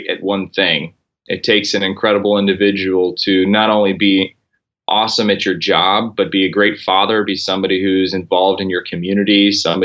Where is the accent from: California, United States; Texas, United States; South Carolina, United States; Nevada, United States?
Texas, United States; Corpus Christi; moved away as an adult; also born or lived in Oklahoma / Fort Worth, Texas / New Orleans / Seattle; I grew up in Corpus Christi, Texas, which is South Texas